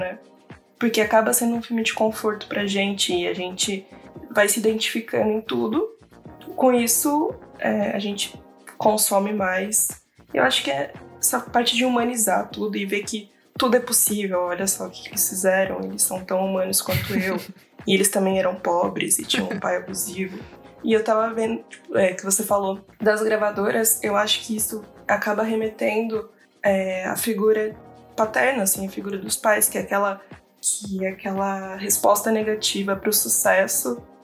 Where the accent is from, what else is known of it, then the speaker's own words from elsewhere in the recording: Campinas, São Paulo, Brazil; Eu sou de Campinas, interior de São Paulo